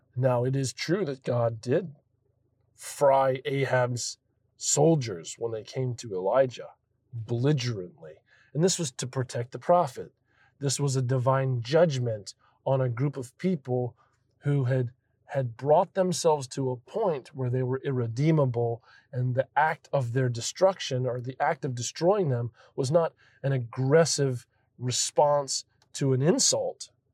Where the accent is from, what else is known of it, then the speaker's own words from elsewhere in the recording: Florida, United States; I come from Florida, and we have massive thunderstorms there